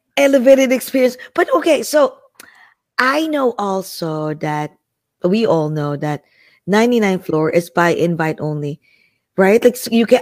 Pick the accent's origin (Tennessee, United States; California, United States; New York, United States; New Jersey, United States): New Jersey, United States; Jersey City; I'm from Jersey City